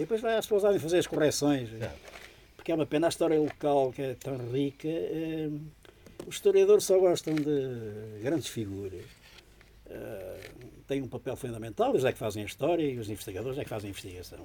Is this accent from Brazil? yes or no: no; Janeiro de Cima, Centro, Portugal; Eu nasci em Janete, na Quinta do Canal, que fica em Janeiro de Cima